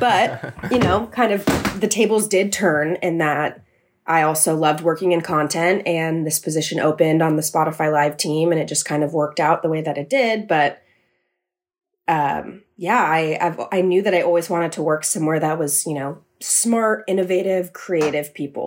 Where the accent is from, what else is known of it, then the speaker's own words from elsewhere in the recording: San Mateo, California, United States; moved away as an adult; now in New York City, United States; I'm from San Mateo, California. So I moved back home after I graduated college